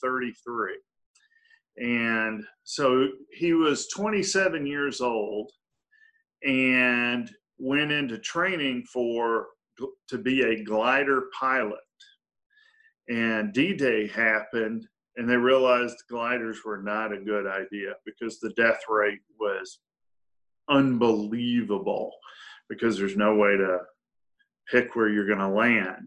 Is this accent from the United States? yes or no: yes; Memphis, Tennessee, United States; I am. Born and raised